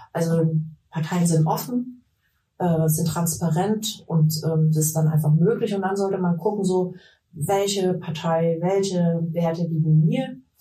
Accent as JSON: {"language": "German", "town": "Leipzig", "region": "Saxony", "country": "Germany", "tie": "born or raised there", "also_born_or_lived": "Vienna / Taiwan", "moved": "as an adult", "lives_now": "Mecklenburg-Vorpommern, Germany", "said": "wie man mir anhört, komme ich nicht aus Mecklenburg-Vorpommern, sondern ich bin in Leipzig in Sachsen geboren, mhm. bin dort aufgewachsen"}